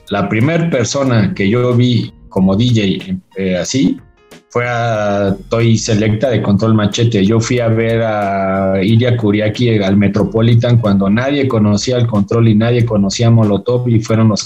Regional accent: Mexico City, Mexico; Yo soy del, bueno, ya no vivo en el norte de la ciudad, pero yo soy de Vallejo y, y este, y ahí eh, hice mis pininos, ahí aprendí

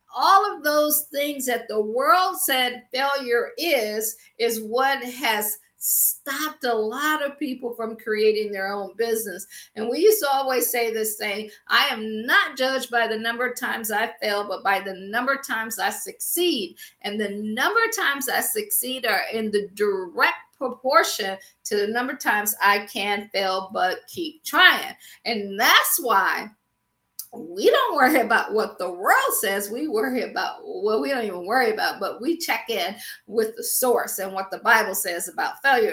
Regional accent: Akron, Ohio, United States; moved away as an adult; also born or lived in Washington, D.C. / Baltimore / Boston / Pittsburgh; I'm from Akron, Ohio, so I always say I grew up shy, sheltered, and in church basically six days a week

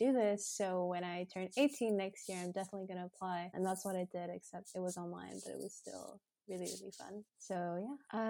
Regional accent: Montreal, Quebec, Canada; So I was born and raised in Montreal

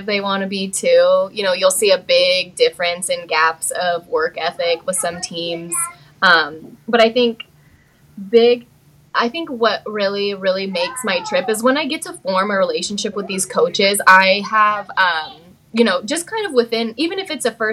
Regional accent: Las Vegas, Nevada, United States; I am from Las Vegas

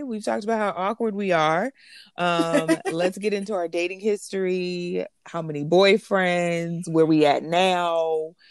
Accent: Los Angeles, California, United States; now in New York City, United States; And I am originally from Los Angeles, California. I currently reside in New York City.

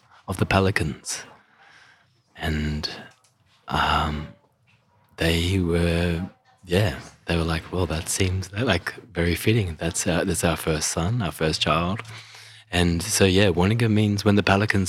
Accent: Mission Beach, Queensland, Australia; I grew up in Jiru country. That's in far northern Queensland. So Mission Beach.

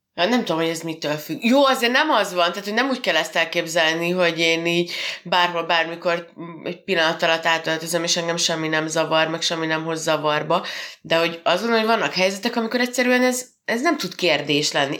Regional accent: Hungary; mi magyarok vagyunk

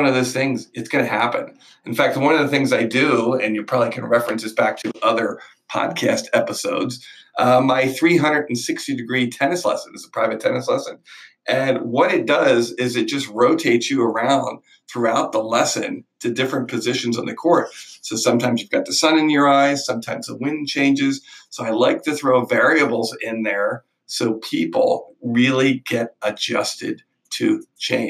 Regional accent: Manheim, Pennsylvania, United States; now in Miami, United States; growing up in Mannheim, PA

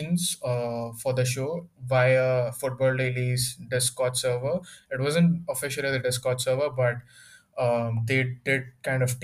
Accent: Andhra Pradesh, India; now in Mumbai, India; he's from Andhra Pradesh, from where I am exactly. And our native town happens to be around the same place

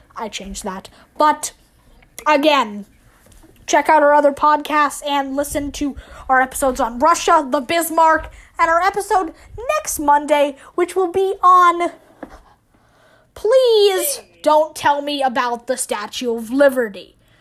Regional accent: Ireland; because I'm Irish

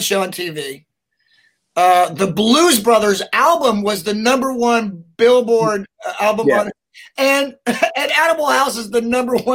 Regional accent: Knoxville, Tennessee, United States; I grew up in Knoxville, Tennessee, which is a giant.

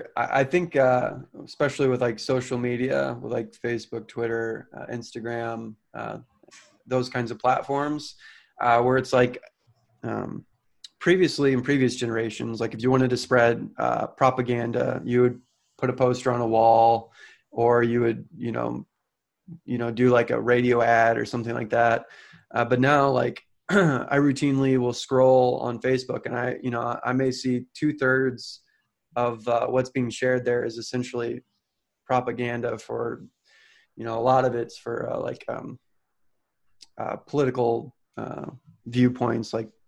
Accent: St. Louis, Missouri, United States; I grew up in St. Louis, Missouri

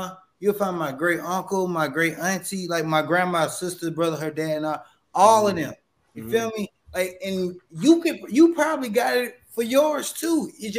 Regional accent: Alabama, United States; I'm from Alabama, but my family originates from Mississippi and Virginia, right? Mississippi and Virginia. We Choctaw Indians on the Mississippi side, Tuscarora Indians down to Virginia, South Carolina.

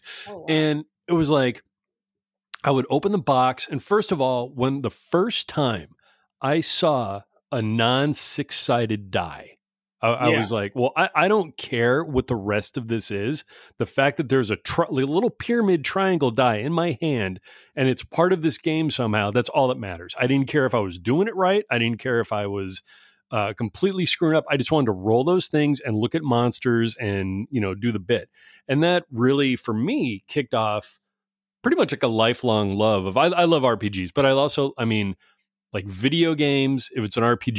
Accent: East Coast, United States; born there; now in California, United States; I was born on the East Coast and moved to a couple of places on the way out to, you know, California. But I've been here forever.

